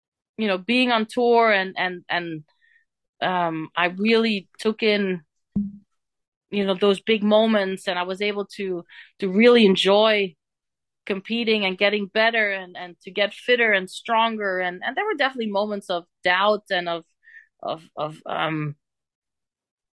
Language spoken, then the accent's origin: English; Bree, Flanders, Belgium; English is a second language; moved away; from my hometown in Brie